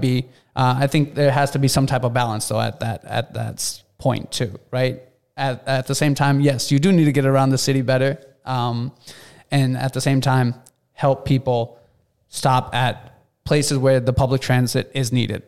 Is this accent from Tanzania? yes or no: no; Minneapolis, Minnesota, United States; I grew up in Cedar Riverside